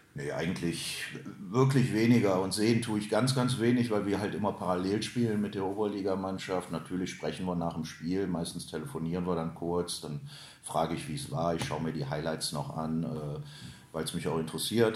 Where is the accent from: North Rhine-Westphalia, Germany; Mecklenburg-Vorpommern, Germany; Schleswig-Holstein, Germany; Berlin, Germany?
North Rhine-Westphalia, Germany; Krefeld; Ich bin gebürtiger Hülser